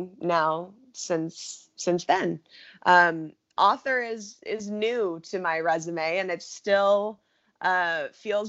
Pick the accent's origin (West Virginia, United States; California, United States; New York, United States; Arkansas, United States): California, United States; Los Angeles; I grew up in Los Angeles